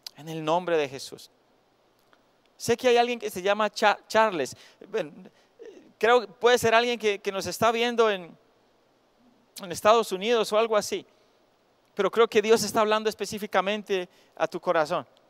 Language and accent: Spanish; Cisneros, Antioquia, Colombia; moved away; cuando vivía en Cisneros, mi tierra natal